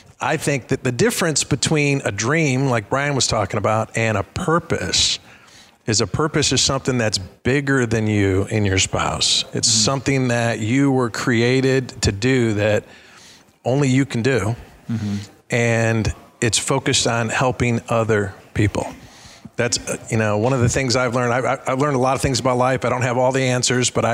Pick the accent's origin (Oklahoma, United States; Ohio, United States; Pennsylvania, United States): Ohio, United States; Cincinnati; in my hometown, Kings Island, I live right by Cincinnati